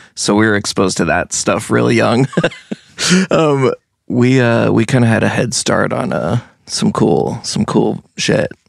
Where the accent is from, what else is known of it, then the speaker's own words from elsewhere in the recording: Brattleboro, Vermont, United States; also born or lived in New Jersey; I was born in Brattleboro, and then we moved to New Jersey, where my parents are from, for about seven years. So that's, like, really, like, my childhood, childhood. And then when I, we came back to Brattleboro